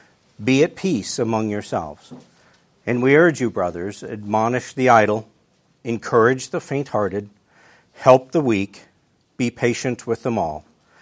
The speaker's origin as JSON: {"language": "English", "region": "Wisconsin", "country": "United States", "tie": "born or raised there", "also_born_or_lived": "Illinois", "said": "I was born in 1967 in Illinois. And when I was seven, my family moved to upstate Wisconsin. Where we moved to, not a whole lot to say about it, except it's very small. We were the second largest town in the county with 300 people."}